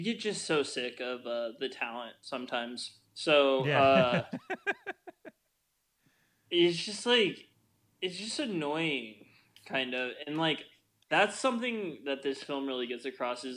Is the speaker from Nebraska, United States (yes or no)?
yes; Nebraska, United States; I am from Nebraska.